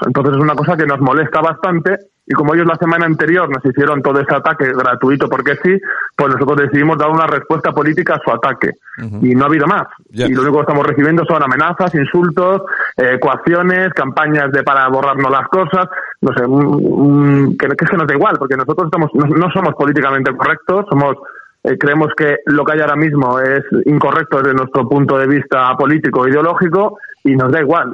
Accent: Spain; me considero español

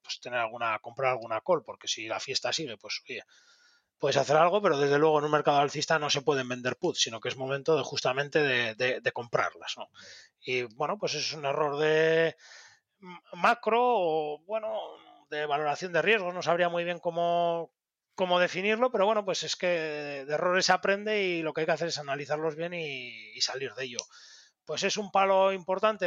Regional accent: Bilbao, Basque Country, Spain; siendo bilbaíno

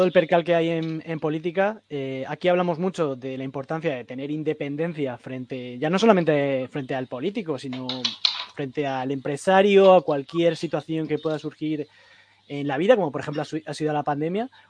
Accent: Alicante, Valencian Community, Spain; now in Luxembourg; de Alicante, los dos.

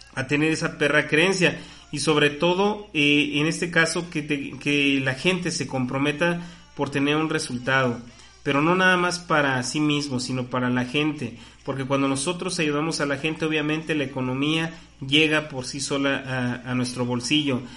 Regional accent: Mexico; como mexicanos tenemos absolutamente todas las oportunidades

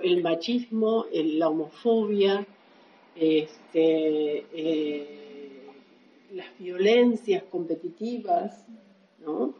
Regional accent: Argentina; somos argentinos

